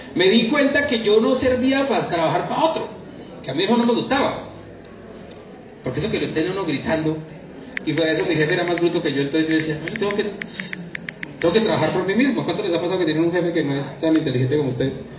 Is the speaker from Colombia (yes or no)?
yes; Funza, Cundinamarca, Colombia; also born or lived in Bogotá; Vengo de Bogotá, ya lo dijeron, yo soy de una ciudad que se llama Funza, Cundinamarca